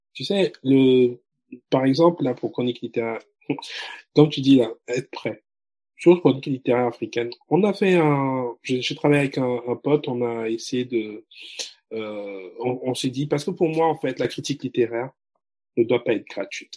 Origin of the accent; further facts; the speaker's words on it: Republic of the Congo; moved away; also born or lived in France; j'ai grandi au, dans le Congo marxiste